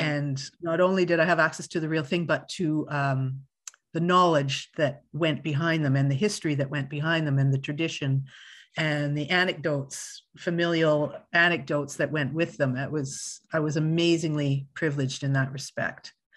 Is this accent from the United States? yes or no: no; Winnipeg, Manitoba, Canada; I grew up in Winnipeg, Manitoba